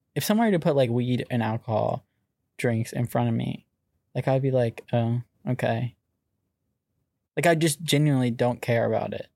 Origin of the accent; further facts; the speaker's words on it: Virginia Beach, Virginia, United States; also born or lived in Chesapeake; I'm from Virginia Beach. That's where I was raised.